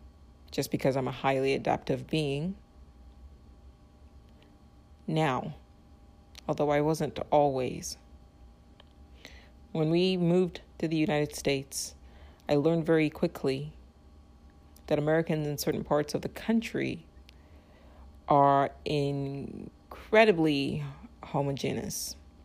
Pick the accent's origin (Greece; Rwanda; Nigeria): Nigeria; born there; So for me, I was born in Nigeria. So my place of birth was not my choice.